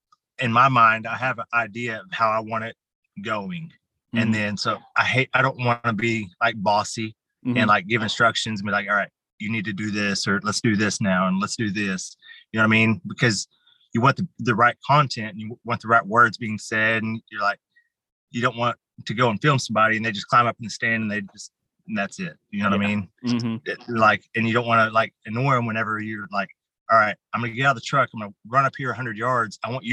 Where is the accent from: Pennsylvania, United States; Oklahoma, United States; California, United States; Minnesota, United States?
Oklahoma, United States; Muskogee; I'm from Muskogee. So lots of places all over Muskogee.